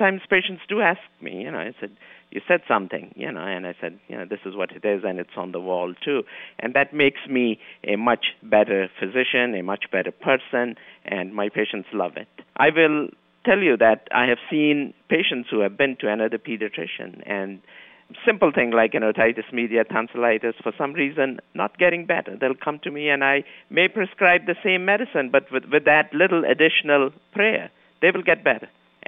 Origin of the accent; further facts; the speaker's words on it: Kenya; moved away as an adult; also born or lived in Pakistan; now in New York, United States; I was born in Kenya, East Africa. The family moved from Pakistan to Africa about 200 years ago. So we were born and brought up there.